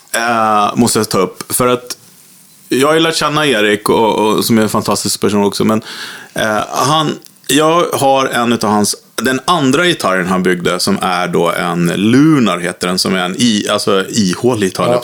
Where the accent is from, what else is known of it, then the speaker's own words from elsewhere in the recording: Vaxholm, Stockholm County, Sweden; jag är uppvuxen i Vaxholm då för länge sedan